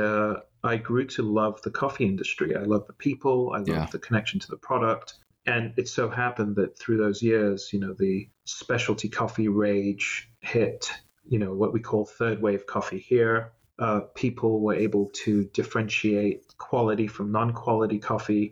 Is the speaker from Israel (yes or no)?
no; Singapore; moved away as an adult; also born or lived in Malaysia; now in Los Angeles, United States; I am Singaporean and I was in Singapore